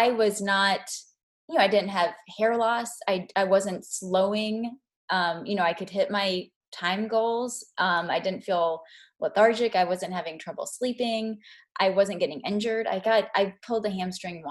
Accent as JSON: {"language": "English", "region": "Kentucky", "country": "United States", "also_born_or_lived": "Chicago", "moved": "as an adult", "said": "I'm from Kentucky"}